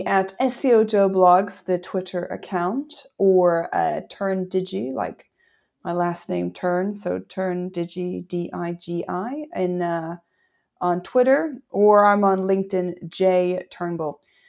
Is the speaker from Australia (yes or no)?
yes; Australia; I am Australian, although I don't sound it.